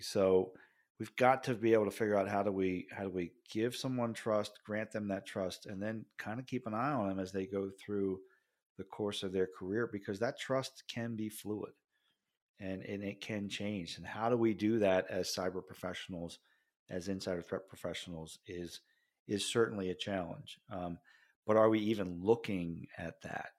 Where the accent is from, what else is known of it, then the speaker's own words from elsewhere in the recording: Jersey Shore, New Jersey, United States; I grew up on the Jersey Shore